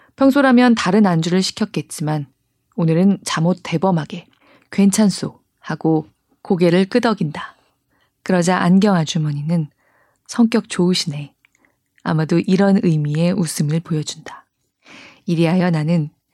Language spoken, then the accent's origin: Korean; South Korea; 저 그런 한국 사람입니다